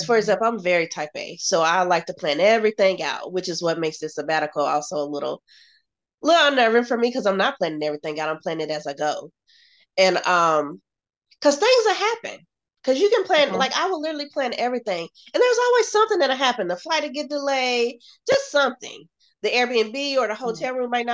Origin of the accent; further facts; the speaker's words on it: United States; Being an American